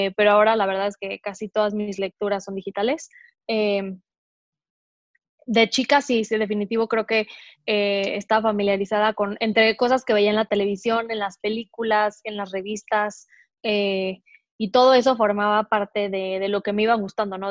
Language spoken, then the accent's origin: Spanish; Mexico City, Mexico; also born or lived in Querétaro; Yo soy mexicana, nací en Querétaro, en una ciudad a dos horas de, más o menos, de la Ciudad de México. Nunca he vivido ahí, sin embargo, siempre he vivido en la Ciudad de México.